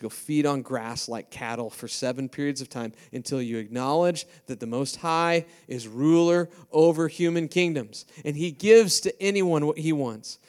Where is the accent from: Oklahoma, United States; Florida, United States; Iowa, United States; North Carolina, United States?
Iowa, United States; now in Ames, United States; I'm from Iowa